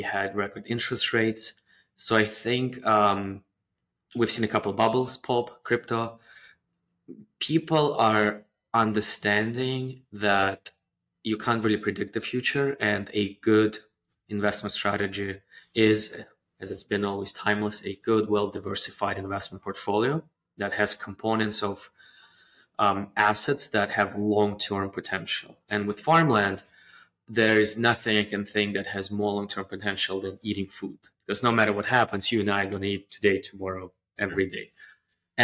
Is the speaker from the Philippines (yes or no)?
no; Russia; moved away as an adult; also born or lived in Canada; now in United States; I grew up in the post-perestroika, the 90s Russia. I went to school and university there